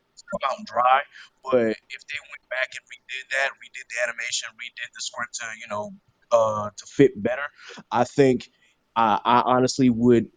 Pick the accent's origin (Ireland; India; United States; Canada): United States; North Charleston, South Carolina; now in Hampton, United States; I currently am living in Hampton, Virginia. I'm originally from North Charleston, South Carolina.